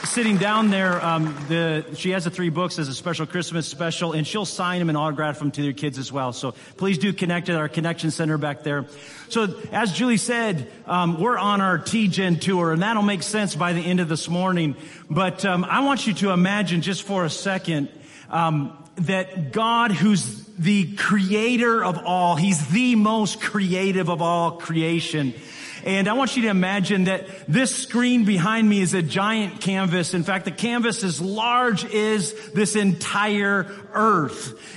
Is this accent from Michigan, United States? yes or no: yes; Michigan, United States; I'm originally from West Michigan